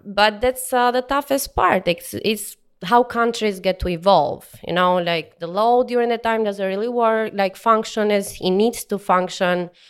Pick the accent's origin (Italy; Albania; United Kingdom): Albania; English is a second language; moved away as an adult; also born or lived in Tirana, Albania; now in Houston, United States; I'm from Bloor, Albania, which is in southeast of Albania.